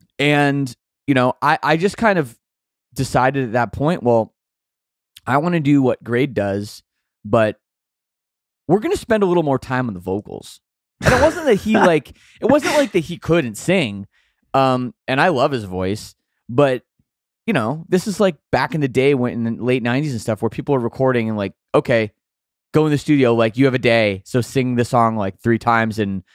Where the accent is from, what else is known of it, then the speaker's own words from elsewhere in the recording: Oakville, Ontario, Canada; I grew up in Oakville, Ontario, suburb of Toronto